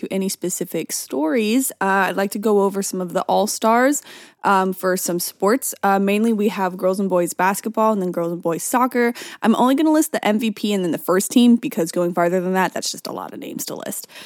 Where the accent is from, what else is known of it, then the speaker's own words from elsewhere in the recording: California, United States; that's just because I'm from the Bay Area.